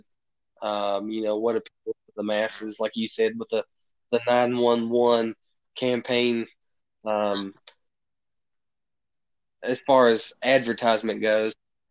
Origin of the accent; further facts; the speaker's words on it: United States; I pretty much spent all my childhood years being an American citizen